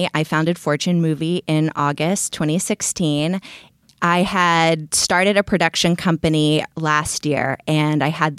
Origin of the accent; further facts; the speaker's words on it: Austin, Texas, United States; moved away as an adult; also born or lived in New York / Berlin; now in Los Angeles, United States; I'm originally from Austin, Texas. I moved to New York where I lived for 4 years and then I went to Berlin and then from Berlin I came to LA.